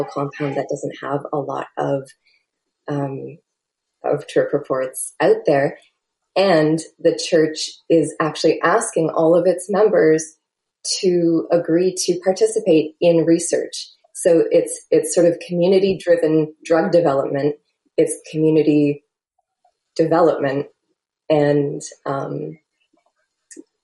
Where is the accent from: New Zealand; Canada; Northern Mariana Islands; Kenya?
Canada; I'm a Canadian